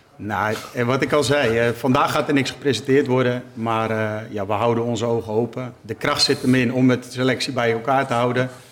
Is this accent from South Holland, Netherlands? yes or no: no; Utrecht, Netherlands; het straatje waar ik ben opgegroeid en waar mijn ouders nog steeds wonen